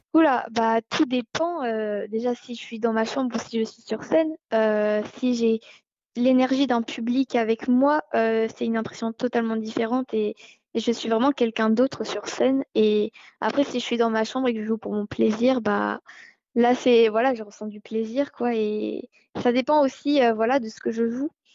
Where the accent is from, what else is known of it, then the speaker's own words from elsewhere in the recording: Monaco; je suis monégasque